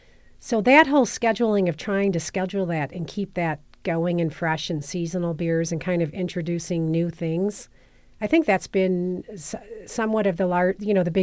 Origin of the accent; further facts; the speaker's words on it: San Diego, California, United States; moved away as an adult; So I came up here from San Diego in like 2004